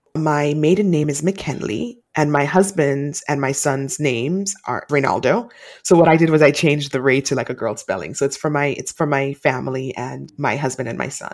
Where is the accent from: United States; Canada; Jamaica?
Jamaica; I'm Jamaican, and Jamaican women are taught to be really strong